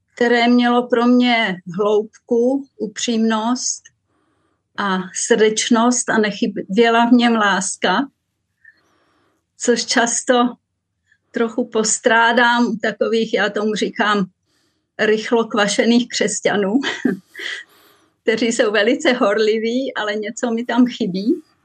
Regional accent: Vsetín, Zlín Region, Czechia; moved away as an adult; also born or lived in Růžďka; now in Zurich, Switzerland; Tak já jsem se narodila na Vsetíně, na Valašsku a do sedmnácti let jsem žila v malé vesničce Růžďce, která je asi dvacet kilometrů od Vsetína

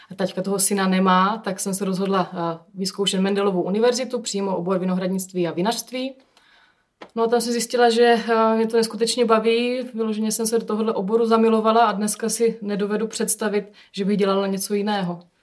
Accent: Hustopeče, South Moravian Region, Czechia; jsem se narodila v ústopečích a vyrůstala jsem v rodinném vinařství

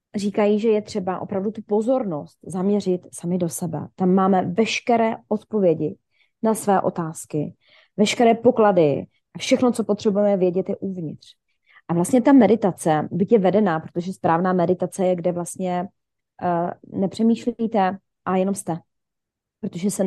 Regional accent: Ostrava, Moravian-Silesian Region, Czechia; also born or lived in Šumperk; já původně pocházím ze Šumperka, kde jsem se narodila, mhm. do mých asi 12, 11 let, ne, do páté třídy si pamatuju, nevím, 10, do 10 let teda. A od 10 let uh, jsem teda v Ostravě

